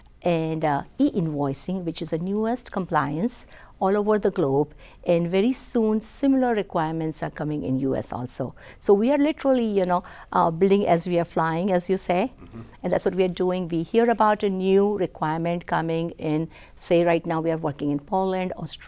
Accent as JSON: {"language": "English", "country": "India", "tie": "born or raised there", "said": "So growing up in India, I come from very humble beginnings"}